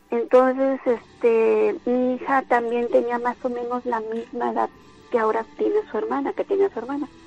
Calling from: Córdoba, Veracruz, Mexico; yo vivo aquí en el centro de Córdoba.

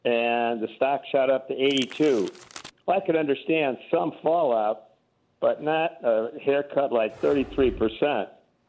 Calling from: Florida Panhandle, United States; I'm calling from the Florida Panhandle

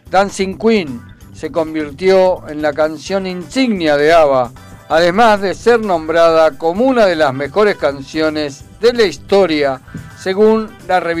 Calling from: Villa Martelli, Buenos Aires Province, Argentina; Sí, soy de Villa Martelli, Andrés. Eh, estoy escuchando la radio, está muy bueno.

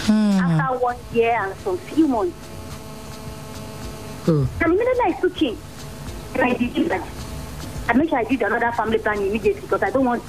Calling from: Akobo, Oyo, Nigeria; I'm calling from Akobo.

